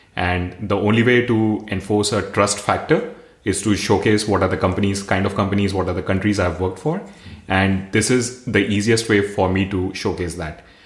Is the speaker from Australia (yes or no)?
no; India; moved away as an adult; also born or lived in Singapore / Heidelberg, Germany; now in Berlin, Germany; coming from India